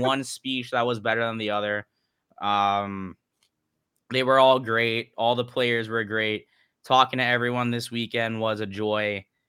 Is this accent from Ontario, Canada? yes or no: no; British Columbia, Canada; also born or lived in United States; as a Canadian American. I was cheering for Canada 'cause that's how I was raised